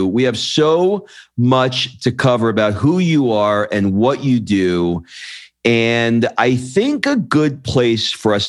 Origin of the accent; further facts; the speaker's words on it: New York, United States; even growing up in New York around a lot of Hasidic Jews.